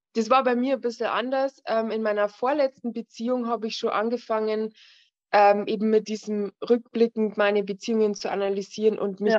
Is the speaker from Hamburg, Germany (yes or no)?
no; Bavaria, Germany; Ich komme aus Bayern